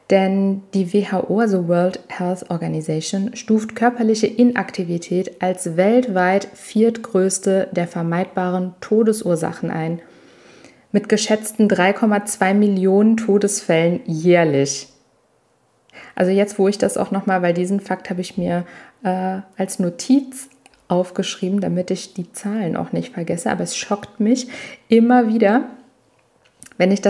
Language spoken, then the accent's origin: German; Italy; Ich bin Italienerin ähm, ursprünglich und äh, für uns spielt Essen eine riesige Rolle und ich bin regelrecht so aufgewachsen und so erzogen worden.